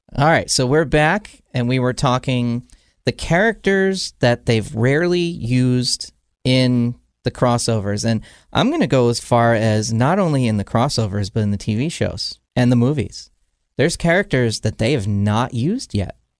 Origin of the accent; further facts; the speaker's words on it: New Jersey, United States; I grew up in New Jersey.